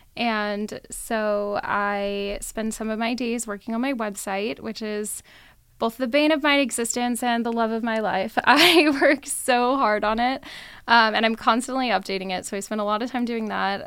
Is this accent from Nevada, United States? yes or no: yes; Las Vegas, Nevada, United States; also born or lived in Reno, Nevada; I am born and raised in Vegas